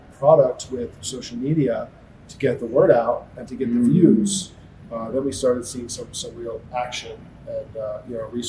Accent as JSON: {"language": "English", "region": "Connecticut", "country": "United States", "tie": "born or raised there", "moved": "yes", "lives_now": "Las Vegas, United States", "said": "we're in Las Vegas now, but originally I'm from the East Coast. Grew up in Connecticut, kind of near New York City."}